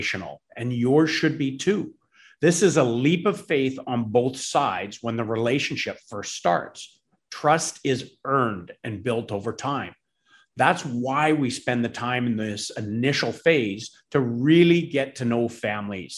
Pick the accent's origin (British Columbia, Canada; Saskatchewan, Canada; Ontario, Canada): British Columbia, Canada; Campbell River; both of us are actually born and raised in BC. I was born in Campbell River